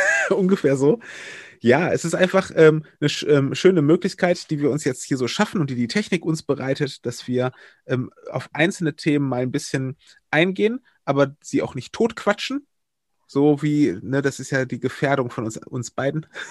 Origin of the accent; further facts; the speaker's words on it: Wuppertal, North Rhine-Westphalia, Germany; moved away as an adult; also born or lived in Berlin / Brandenburg / Oldenburg; now in Kamp-Lintfort, Germany; ich bin gebürtiger Wuppertaler und dann, ähm, nachdem ich dort meine Jugend verbracht habe